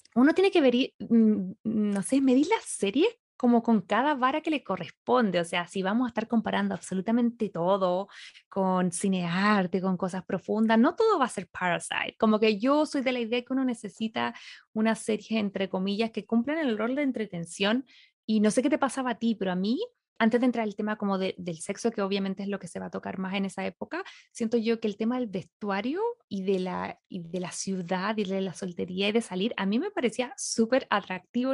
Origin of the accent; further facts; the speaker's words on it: Chile; moved away as an adult; now in Los Angeles, United States; Yo me fui hace seis años de Chile